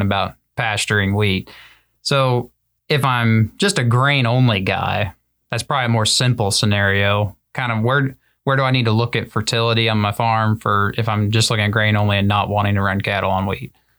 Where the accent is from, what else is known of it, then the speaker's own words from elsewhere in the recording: Southern Great Plains, United States; growing up in the Southern Great Plains